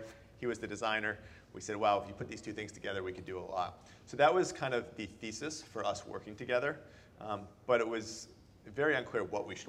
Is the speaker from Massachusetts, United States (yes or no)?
yes; Boston, Massachusetts, United States; moved away as an adult; now in San Francisco, United States; I'm originally from Boston, and I moved out here to work